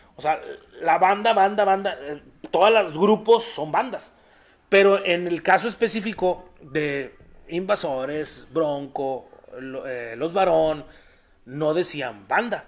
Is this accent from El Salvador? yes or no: no; Apodaca, Nuevo León, Mexico; somos de Apodaca, güey. Este, somos de Apodaca